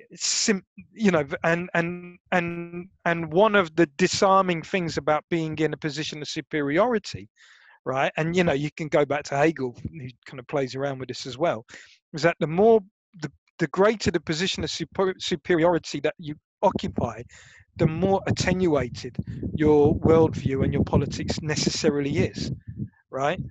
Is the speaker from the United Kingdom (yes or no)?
yes; Brighton, South East England, United Kingdom; University of Sussex because I was lazy and it was my hometown. Do you know what I mean? Like it was Brighton